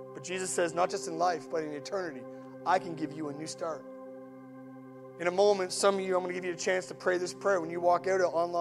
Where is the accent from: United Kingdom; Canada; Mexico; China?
Canada; Atlantic Canada; I'm Atlantic Canadian